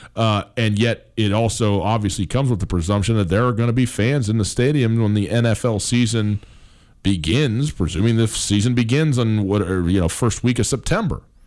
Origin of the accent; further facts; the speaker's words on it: Wisconsin, United States; I'm from Wisconsin.